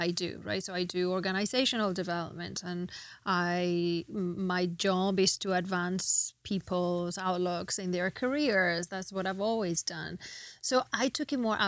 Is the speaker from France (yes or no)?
no; Spain; moved away as an adult; also born or lived in England; now in United States; I was born in Spain. I grew up in between England and Spain